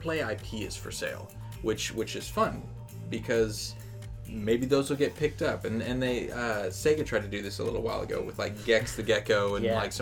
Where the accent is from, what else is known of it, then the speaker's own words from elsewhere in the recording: United States; I am an American